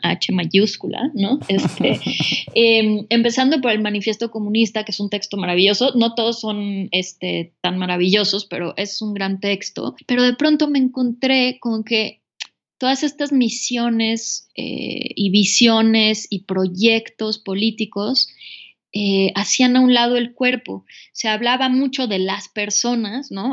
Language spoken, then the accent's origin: Spanish; Mexico City, Mexico; moved away as an adult; also born or lived in United States; yo soy de la Ciudad de México